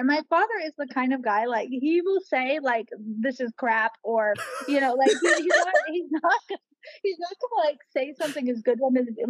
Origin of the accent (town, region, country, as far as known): Kauai, Hawaii, United States; born or raised there